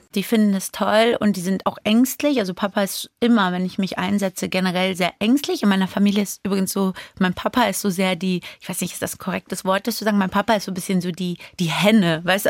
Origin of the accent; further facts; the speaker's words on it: Frankfurt, Hesse, Germany; also born or lived in Iran; ich bin Iranerin, ich bin Frankfurterin